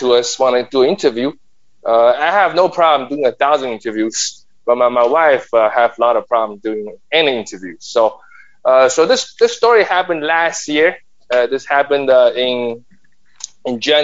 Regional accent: China; now in New York City, United States; I've been a New Yorker for the past 30 years. I'm an immigrant from China.

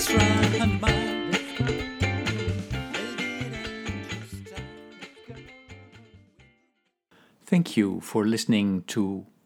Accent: Netherlands; moved away; I lived abroad, so I'm originally from the Netherlands

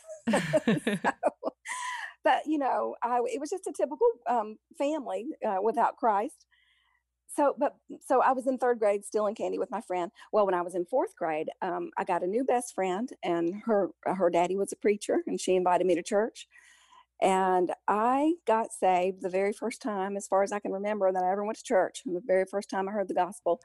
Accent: Memphis, Tennessee, United States; moved away as an adult; I grew up in Memphis

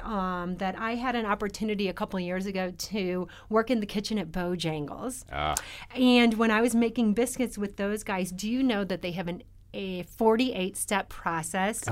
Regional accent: Midwest, United States; now in Atlanta, United States; I'm from the Midwest, so I grew up with cornbread

